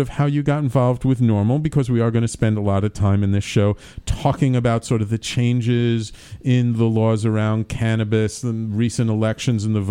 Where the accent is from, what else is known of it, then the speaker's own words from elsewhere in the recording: New York City, New York, United States; my fellow Bronx Science alum